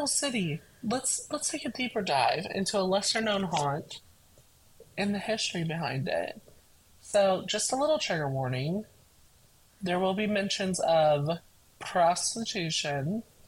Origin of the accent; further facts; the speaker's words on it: United States; We're American